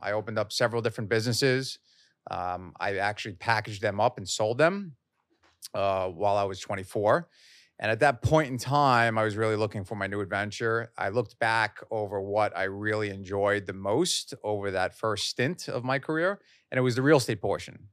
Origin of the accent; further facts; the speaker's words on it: Long Island, New York, United States; also born or lived in Queens; I grew up in Long Island, uh, mainly, uh, with a stint in Queens